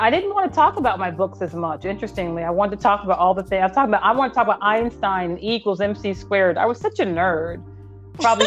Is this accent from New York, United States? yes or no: no; Phoenix, Arizona, United States; now in Los Angeles, United States; I'm from Phoenix, but I live in Los Angeles